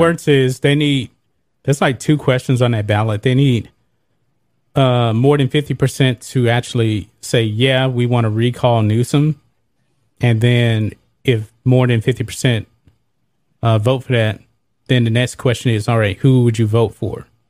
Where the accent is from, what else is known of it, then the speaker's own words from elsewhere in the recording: United States; I'm an American